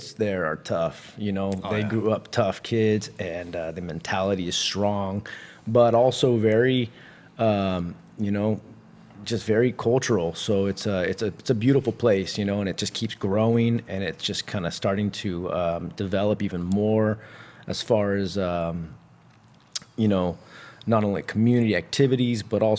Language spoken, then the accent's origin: English; Santa Cruz, California, United States; I was raised in Santa Cruz